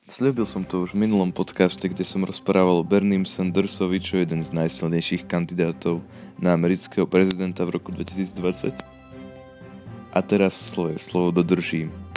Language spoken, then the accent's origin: Slovak; Slovakia; u nás v Československu